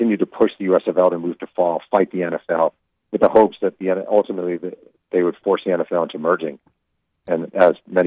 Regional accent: New York, United States; I grew up in New York

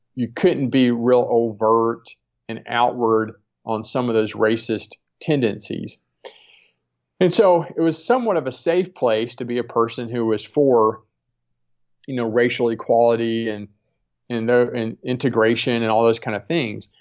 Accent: Deep South, United States; I grew up in the Deep South

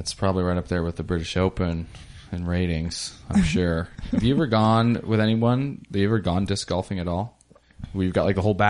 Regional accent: Ellensburg, Washington, United States; I grew up in Ellensburg, and right next to that is a really small town called Kittitas.

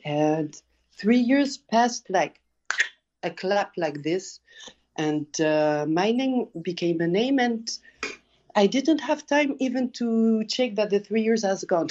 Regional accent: France; also born or lived in Paris; I was born in France, but we always travel to Tunisia because we have all our family there each year

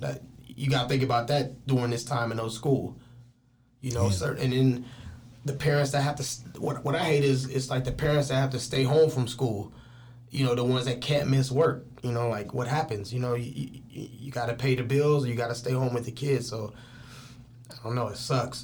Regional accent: Richmond, California, United States; also born or lived in East Palo Alto, California; I was born in East Palo Alto and raised in Richmond

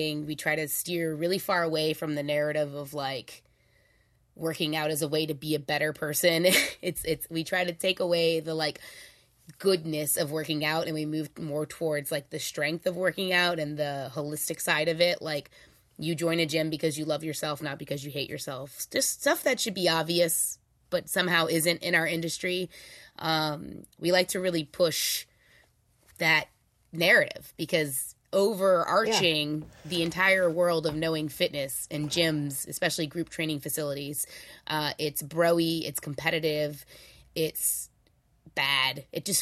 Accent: New Orleans, Louisiana, United States; I'm also from New Orleans, so everyone in my family is a little bit of a hustler

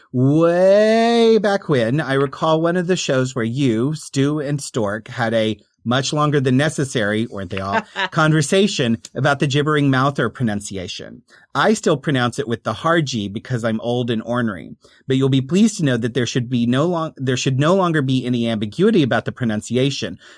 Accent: Oklahoma, United States; accent: Oklahoma; I overcompensate because of my Oklahoma accent

